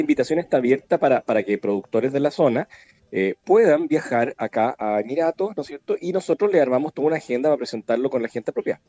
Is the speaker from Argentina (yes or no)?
no; Chile; somos los chilenos